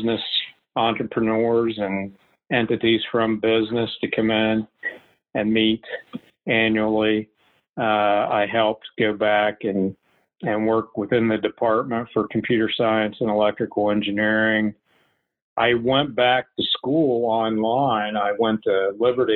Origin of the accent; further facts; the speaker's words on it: West Virginia, United States; I grew up in West Virginia